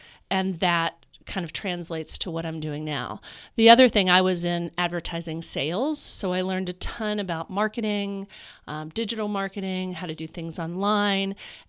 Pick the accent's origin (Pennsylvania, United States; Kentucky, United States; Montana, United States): Kentucky, United States; Louisville; moved away as an adult; also born or lived in New York City; now in Chicago, United States; I'm from Louisville, Kentucky.